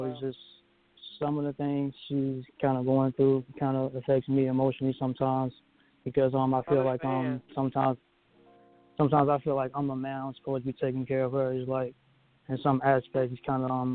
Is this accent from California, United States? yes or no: no; Birmingham, Alabama, United States; I'm originally from Birmingham, Alabama. I've been here my whole life ever since I was born